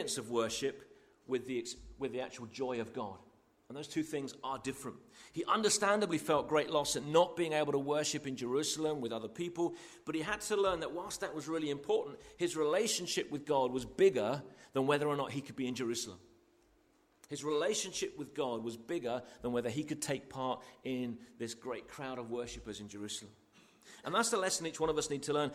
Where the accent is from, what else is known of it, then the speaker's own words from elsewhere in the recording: United Kingdom; most of us are here are British